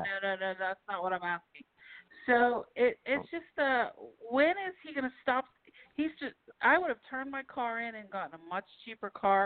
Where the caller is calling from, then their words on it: Pennsylvania, United States; from Pennsylvania.